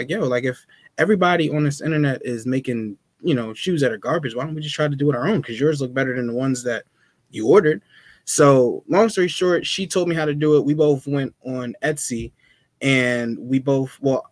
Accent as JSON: {"language": "English", "town": "Burlington", "region": "New Jersey", "country": "United States", "tie": "born or raised there", "also_born_or_lived": "Willingboro, New Jersey", "said": "I grew up in Burlington"}